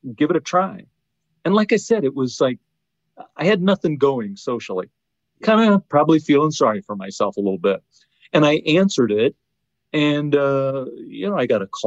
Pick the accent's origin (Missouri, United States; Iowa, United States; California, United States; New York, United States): Iowa, United States; moved away as an adult; now in Indiana, United States; I spent most of my life in Iowa along the Mississippi River